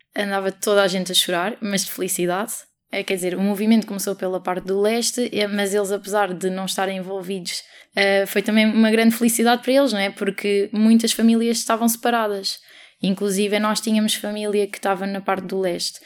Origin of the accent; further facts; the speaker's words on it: Portugal; nasci em Portugal